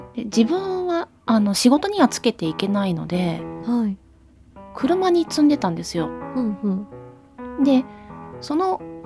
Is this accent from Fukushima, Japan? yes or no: no; Hiroshima, Japan; 私もあの広島人なので